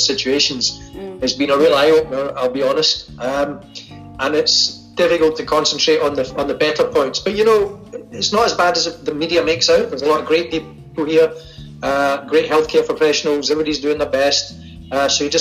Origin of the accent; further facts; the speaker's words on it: Glasgow, Scotland, United Kingdom; accent: Glaswegian; now in Philadelphia, United States; I grew up in Glasgow in Scotland